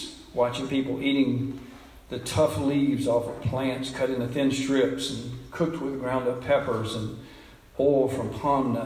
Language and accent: English; United States; I was born white here in America and into a loving family